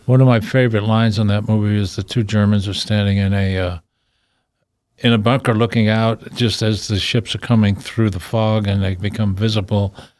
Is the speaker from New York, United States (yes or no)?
yes; New York City, New York, United States; I was a guy from Brooklyn